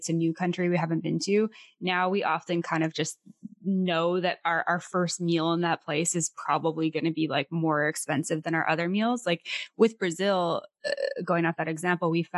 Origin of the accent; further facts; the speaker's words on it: Canada; we're Canadian